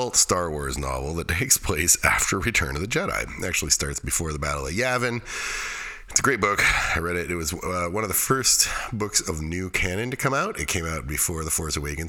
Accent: Alaska, United States; The Tanana is a river near where I grew up in Alaska

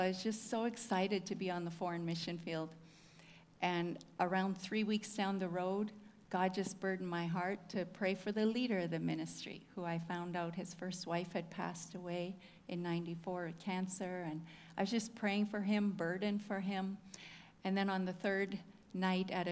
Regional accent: Whitemouth, Manitoba, Canada; From Manitoba. I'm from Whitemouth, if anybody knows where that is. Grew up on a farm there.

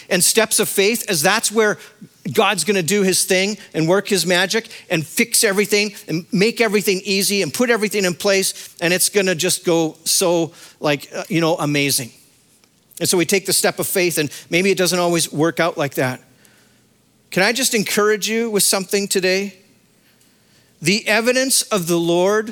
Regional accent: Saskatchewan, Canada; moved away as an adult; I was a kid from Saskatchewan

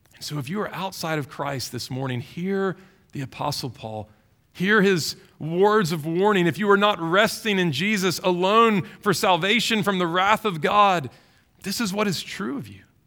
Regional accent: Baton Rouge, Louisiana, United States; I grew up in Baton Rouge

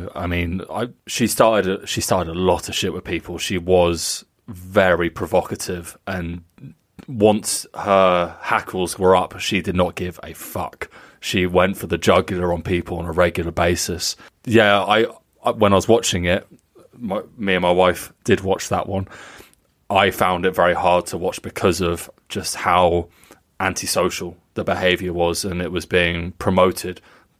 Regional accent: United Kingdom; I have always thought his name was Jupp because I'm British.

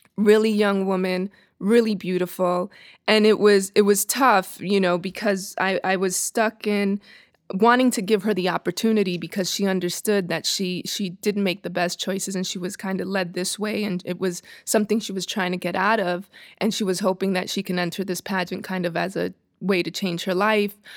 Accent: New York City, New York, United States; moved away as an adult; also born or lived in Dominican Republic; now in Los Angeles, United States; Born in New York, raised between Dominican Republic and New York City, and came here about thirteen years ago

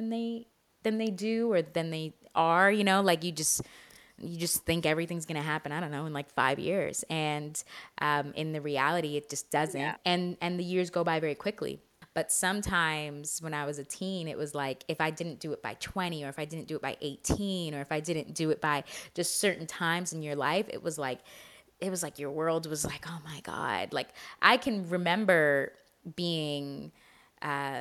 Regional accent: Canada; I'm very Canadian in that way

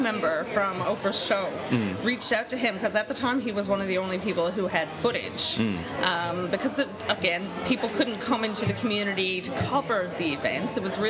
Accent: Newfoundland and Labrador, Canada; Well, I am a Newfoundlander.

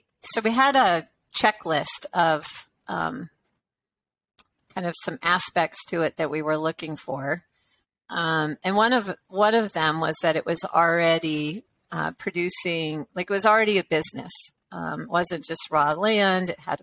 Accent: California, United States; born there; Well, I was born in California, so my bones are comfortable in the West.

